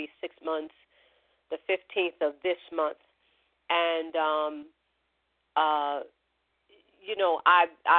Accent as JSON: {"language": "English", "region": "New York", "country": "United States", "said": "we're from New York"}